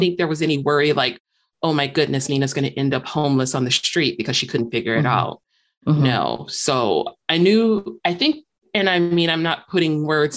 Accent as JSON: {"language": "English", "town": "Chicago", "region": "Illinois", "country": "United States", "tie": "born or raised there", "moved": "as an adult", "lives_now": "Michigan, United States", "said": "growing up in Chicago, I'd ride on like the L trains or buses or whatnot"}